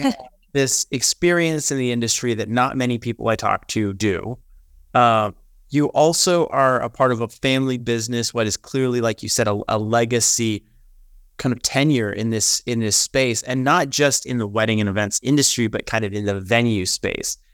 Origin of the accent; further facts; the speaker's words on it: Texas, United States; born and raised in Texas